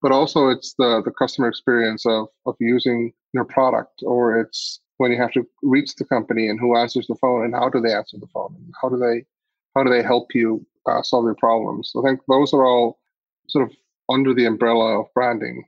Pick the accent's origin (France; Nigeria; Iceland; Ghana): Iceland; I grew up in Iceland